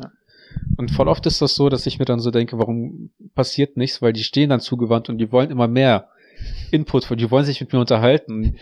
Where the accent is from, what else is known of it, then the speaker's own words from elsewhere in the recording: Russia; moved away; ich bin in Russland auf dem Dorf gewachsen, aufgewachsen